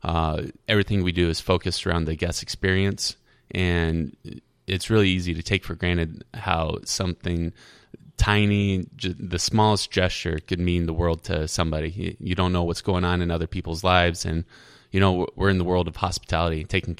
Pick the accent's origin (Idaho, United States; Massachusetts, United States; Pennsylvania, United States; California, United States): Idaho, United States; born there; also born or lived in Arizona / North Carolina; now in Iowa City, United States; I was born in Idaho